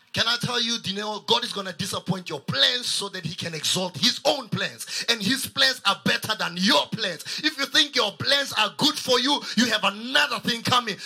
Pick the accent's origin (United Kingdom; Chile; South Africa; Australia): South Africa; Kuruman, Northern Cape; moved away as an adult; now in Pretoria, South Africa; I'm from Kuruman.